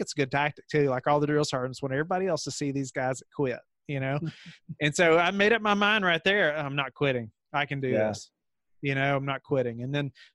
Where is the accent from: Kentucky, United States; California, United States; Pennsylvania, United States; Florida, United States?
Kentucky, United States; moved away as an adult; now in Virginia, United States; I grew up in Kentucky. And then we moved to Virginia for this position.